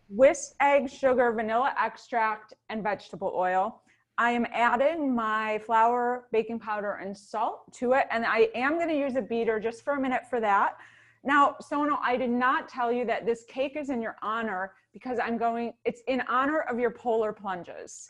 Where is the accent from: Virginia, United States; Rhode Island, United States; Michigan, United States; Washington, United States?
Michigan, United States; Ann Arbor; In Ann Arbor, Michigan